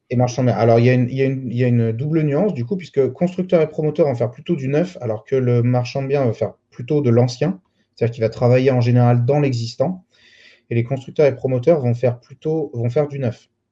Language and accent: French; Lyon, Auvergne-Rhône-Alpes, France; Je, suis né, j'ai grandi à Lyon